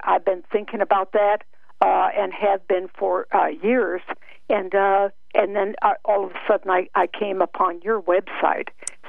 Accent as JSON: {"language": "English", "region": "West Coast", "country": "United States", "moved": "as an adult", "lives_now": "Texas, United States", "said": "I'm originally from the West Coast, but past 20 years I've been in the Texas area"}